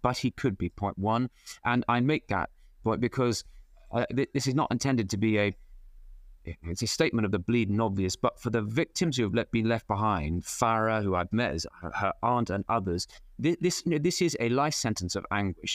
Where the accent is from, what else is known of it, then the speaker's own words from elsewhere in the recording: Cheltenham, South West England, United Kingdom; my hometown